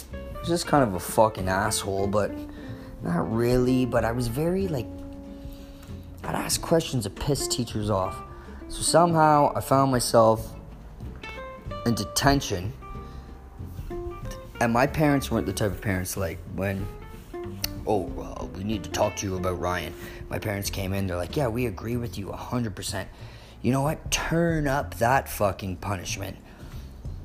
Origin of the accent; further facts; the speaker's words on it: Stouffville, Ontario, Canada; I'm from Stouffville